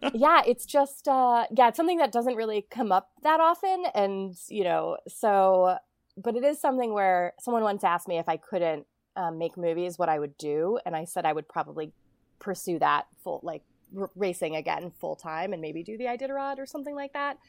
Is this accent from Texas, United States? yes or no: no; Ohio, United States; I grew up in Ohio and I was, I grew up in the snow belt.